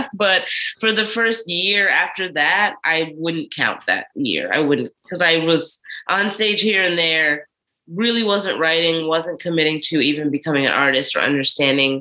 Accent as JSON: {"language": "English", "town": "Philadelphia", "region": "Pennsylvania", "country": "United States", "moved": "as an adult", "lives_now": "New York City, United States", "said": "I'm from Philly originally"}